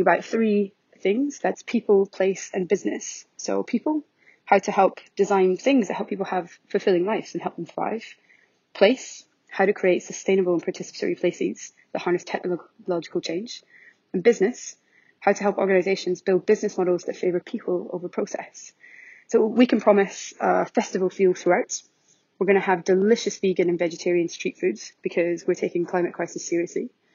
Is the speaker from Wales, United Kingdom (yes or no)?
no; Scotland, United Kingdom; accent: very Scottish; my very Scottish accent